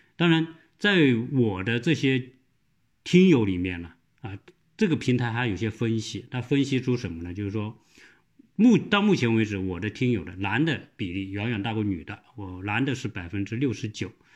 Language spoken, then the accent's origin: Chinese; southern China, China; accent: southern accent; moved away; 我这个说话的口音很重， 或者是南方口音啊